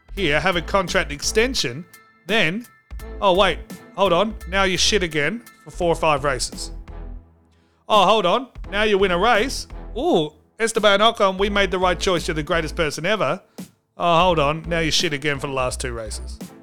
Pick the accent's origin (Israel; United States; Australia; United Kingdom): Australia; As an Australian